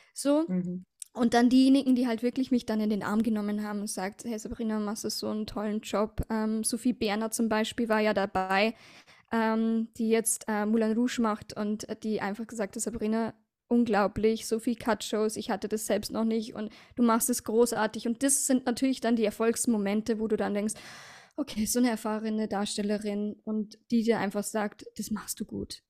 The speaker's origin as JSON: {"language": "German", "town": "Passau", "region": "Bavaria", "country": "Germany", "tie": "born or raised there", "said": "habe ich aber meinen Mann kennengelernt in Passau, in meiner Heimatstadt"}